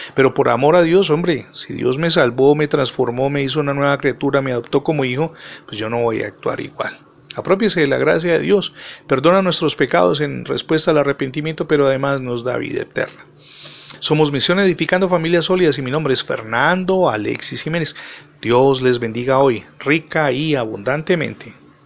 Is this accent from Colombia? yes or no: yes; Cali, Valle del Cauca, Colombia; soy colombiano y particularmente de Santiago de Cali